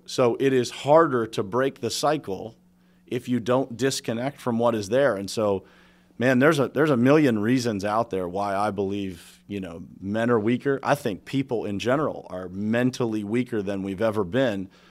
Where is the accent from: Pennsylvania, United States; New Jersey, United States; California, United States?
Pennsylvania, United States; Pittsburgh; my dad was a steel worker. Uh, I'm from Pittsburgh, Steel City